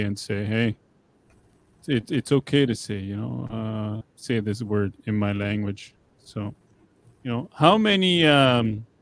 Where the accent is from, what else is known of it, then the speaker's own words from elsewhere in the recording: La Loche, Saskatchewan, Canada; my hometown